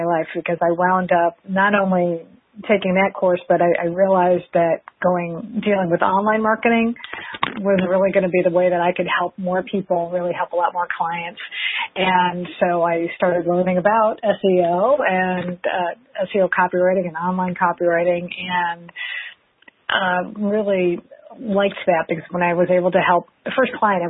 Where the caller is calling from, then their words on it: Oviedo, Florida, United States; I am calling from Oviedo, Florida, which is just outside of Orlando.